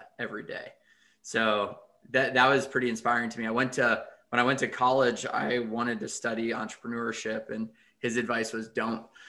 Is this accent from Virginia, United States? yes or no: yes; McLean, Virginia, United States; also born or lived in North Carolina; I grew up in the McLean and Arlington area, went to Chesterbrook Elementary and then Longfellow and then McLean High School, and have been around the DMV for my entire life.